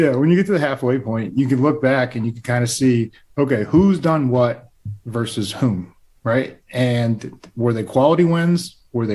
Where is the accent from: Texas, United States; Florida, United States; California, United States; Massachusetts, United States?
Massachusetts, United States; Plainville; moved away; I'm from Plainville